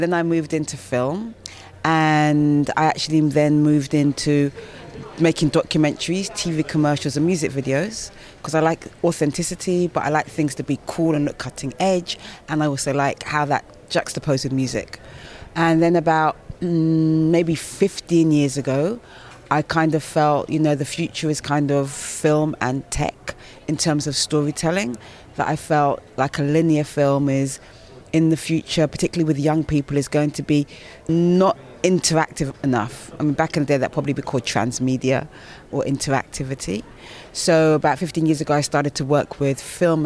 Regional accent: United Kingdom; I'm black British

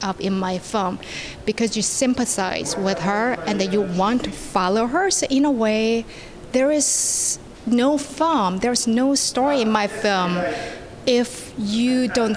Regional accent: South Korea; born and raised in South Korea

